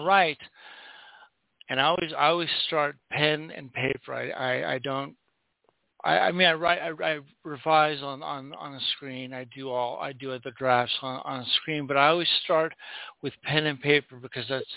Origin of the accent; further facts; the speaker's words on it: Southern California, United States; also born or lived in Oregon; I grew up in Southern California, but every summer, the whole summer, I would go up to Oregon and stay with my grandparents